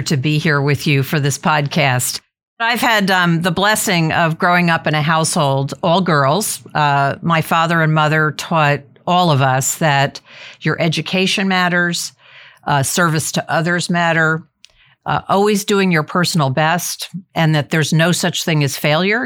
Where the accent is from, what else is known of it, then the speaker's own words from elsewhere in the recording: New Jersey, United States; moved away as an adult; also born or lived in Massachusetts / Sacramento, California; I went from the East Coast, growing up in New Jersey, going to college in Massachusetts